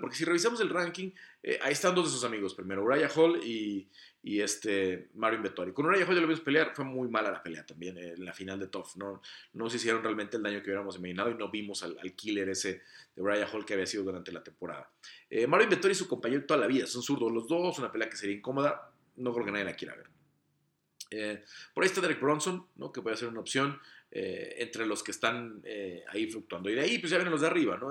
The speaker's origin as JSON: {"language": "Spanish", "country": "Mexico", "said": "como mexicano"}